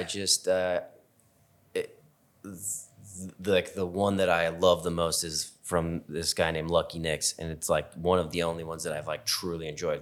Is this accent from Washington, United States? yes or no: yes; Seattle, Washington, United States; I grew up in Seattle